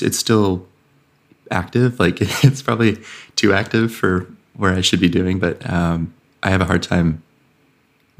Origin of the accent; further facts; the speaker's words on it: Idaho, United States; moved away; I was born in Idaho, went to college there, like grew up there